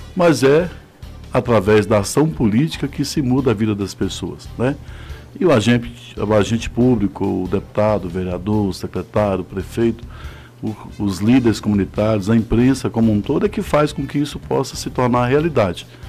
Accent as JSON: {"language": "Portuguese", "town": "Novo Gama", "region": "Goiás", "country": "Brazil", "tie": "born or raised there", "also_born_or_lived": "Luziânia, Goiás", "said": "nasci, nasci em Lusiana, morei no fundo do Gama, porque meu pai tinha uma propriedade lá, a gente ficou, fiquei até no fundo do Gama, na Ponte Alta até os 17 anos"}